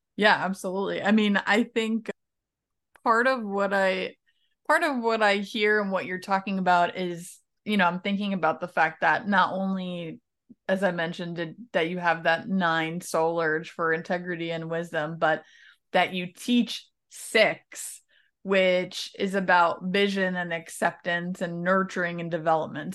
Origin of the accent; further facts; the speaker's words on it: New York, United States; moved away as an adult; also born or lived in Ohio; being raised New Yorker Italian